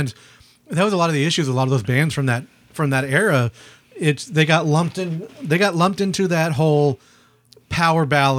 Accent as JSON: {"language": "English", "town": "Houston", "region": "Texas", "country": "United States", "said": "we're from Houston"}